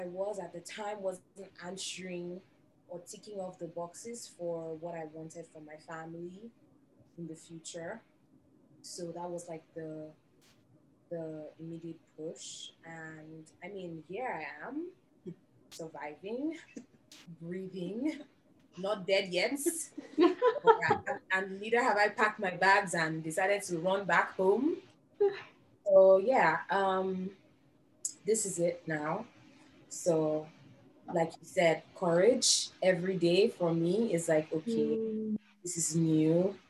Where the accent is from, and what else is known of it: Nigeria; moved away as an adult